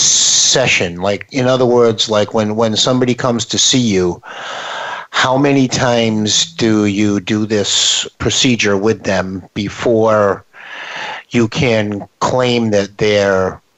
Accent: Ireland; because I'm Irish and I will deal with this for the rest of my life.

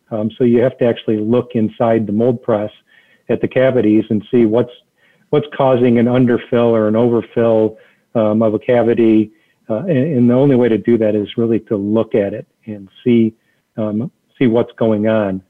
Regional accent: Detroit, Michigan, United States; I grew up in the Detroit area

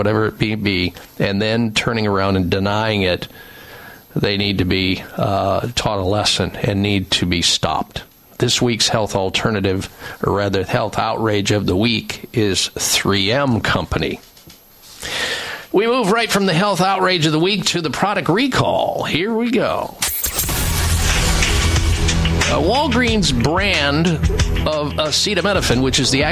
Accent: Midwest, United States; I grew up in the Midwest

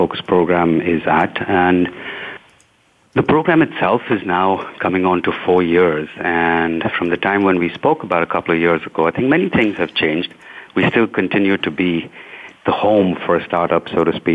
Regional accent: India; where I'm from India

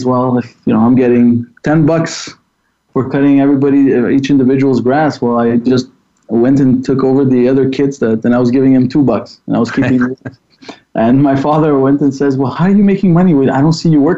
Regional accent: Laval, Quebec, Canada; I was born and raised here in Laval.

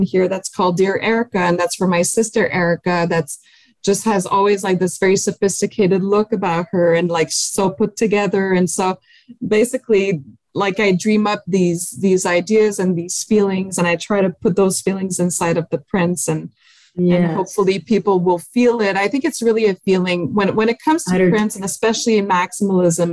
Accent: France; accent: French; my French accent

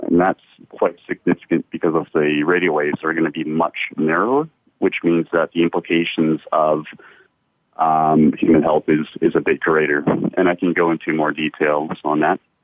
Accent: Canada; moved away as an adult; also born or lived in United States; now in Adelaide, Australia; I'm originally from Canada myself. I've lived in Canada for uh, most of my life

